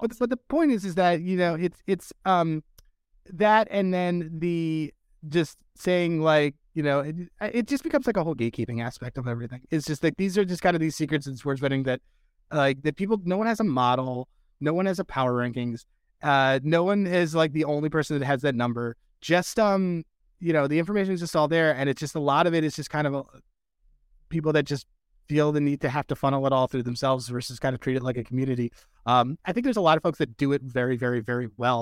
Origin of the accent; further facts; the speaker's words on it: Philadelphia, Pennsylvania, United States; now in Boston, United States; I'm from Philadelphia, by the way. We just live in Boston